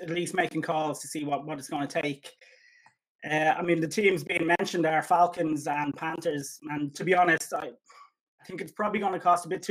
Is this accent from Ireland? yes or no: yes; Ireland